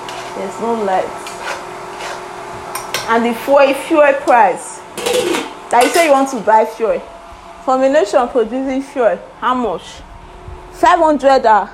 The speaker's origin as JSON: {"language": "English", "country": "Nigeria", "said": "As a Nigerian that I've lived for more for a long time"}